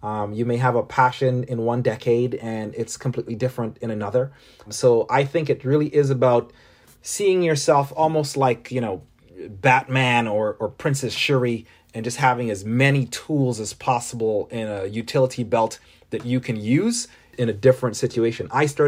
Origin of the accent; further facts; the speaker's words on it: Toronto, Ontario, Canada; born there; also born or lived in Caribbean; I was born in Toronto, but spent a large portion of my formative years growing up in the Caribbean.